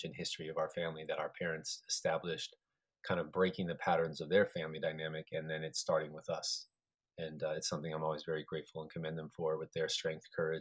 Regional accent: Colorado, United States; also born or lived in New Mexico; I was born in New Mexico, was there for a couple of years, then grew up in Colorado

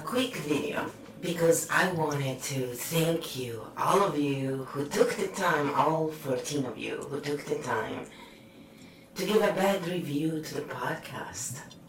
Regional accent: United Kingdom; But I am British, so of course we make shit up.

